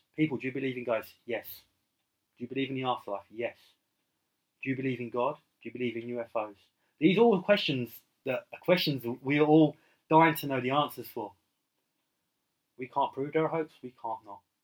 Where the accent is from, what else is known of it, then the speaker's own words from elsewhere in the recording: United Kingdom; as a child growing up in the United Kingdom